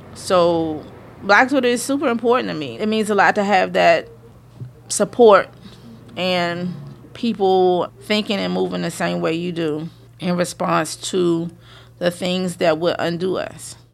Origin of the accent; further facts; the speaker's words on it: United States; accent: AAVE; first language African American Vernacular English; A A V E, but that's my native language